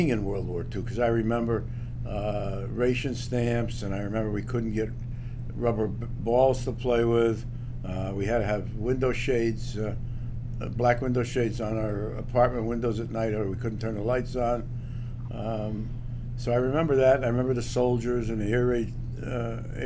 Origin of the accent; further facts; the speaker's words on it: New York City, New York, United States; now in Chicago, United States; Brooklyn, because that's where I was born